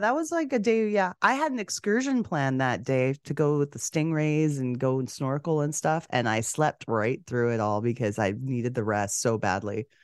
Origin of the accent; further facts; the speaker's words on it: Canada; three degrees Celsius warmer in my hometown in Canada than it was in Miami